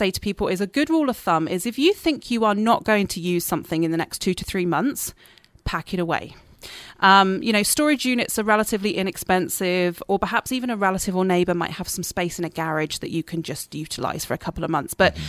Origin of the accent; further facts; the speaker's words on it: Dorset, South West England, United Kingdom; now in Canada; It's actually the south coast. It's the county of Dorset.